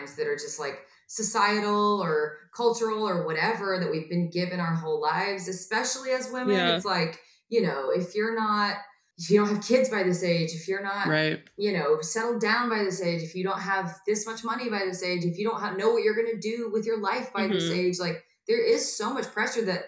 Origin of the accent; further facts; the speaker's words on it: Atlanta, Georgia, United States; now in Los Angeles, United States; a hometown show in Atlanta, Georgia